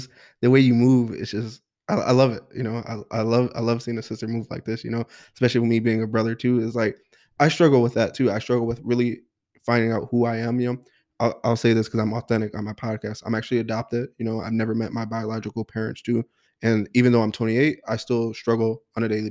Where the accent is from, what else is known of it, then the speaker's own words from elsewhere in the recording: Kenosha, Wisconsin, United States; born and raised here in Kenosha